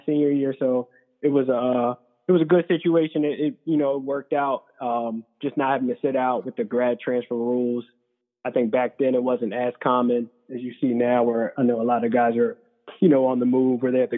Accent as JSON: {"language": "English", "area": "Howard County", "region": "Maryland", "country": "United States", "tie": "born or raised there", "also_born_or_lived": "Nashville", "moved": "as an adult", "said": "I grew up in Howard County, Maryland"}